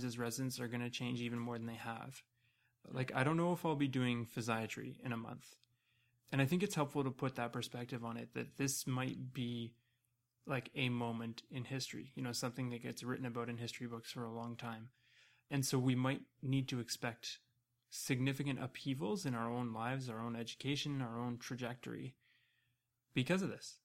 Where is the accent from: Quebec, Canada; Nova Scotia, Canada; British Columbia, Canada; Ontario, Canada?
Ontario, Canada; Toronto; I grew up in Toronto, so I lived through SARS